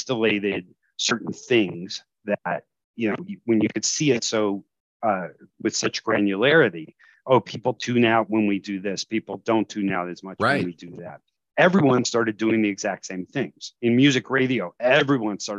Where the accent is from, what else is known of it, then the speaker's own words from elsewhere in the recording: the Chicago suburbs, Illinois, United States; now in New Jersey, United States; I grew up in the Chicago suburbs